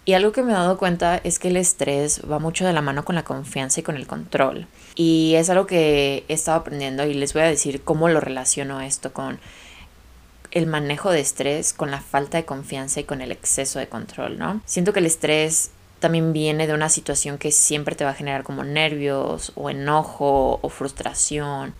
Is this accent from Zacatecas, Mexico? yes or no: no; Guadalajara, Jalisco, Mexico; moved away as an adult; now in Guadalajara, Mexico; ya mi familia ya no vive en la ciudad de la que soy, que soy de Guadalajara